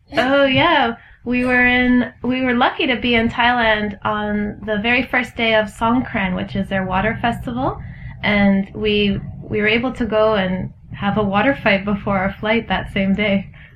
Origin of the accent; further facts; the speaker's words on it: Ontario, Canada; I'm from Ontario